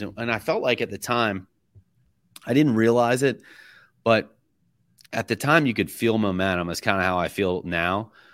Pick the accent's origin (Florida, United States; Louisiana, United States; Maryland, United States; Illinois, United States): Florida, United States; Middleburg; I'm from Middleburg, Florida.